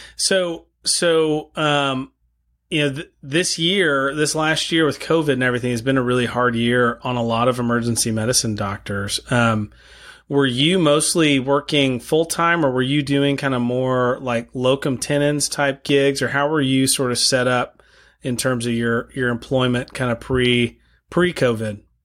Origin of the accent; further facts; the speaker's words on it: El Paso, Texas, United States; moved away as an adult; also born or lived in Moscow, Idaho; I grew up in El Paso, Texas